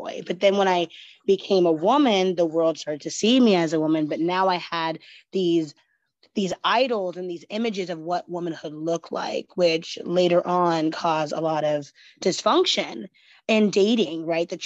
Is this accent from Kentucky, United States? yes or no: no; Oregon, United States; it kind of starts back in Oregon and Westland, where we grew up